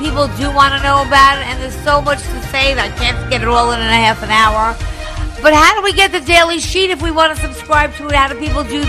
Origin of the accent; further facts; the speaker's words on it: New York City, New York, United States; my hometown, New York City.